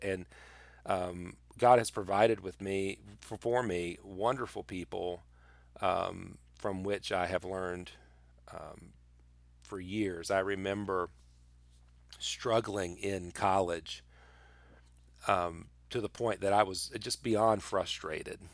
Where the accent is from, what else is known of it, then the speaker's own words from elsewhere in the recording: United States; I love being an American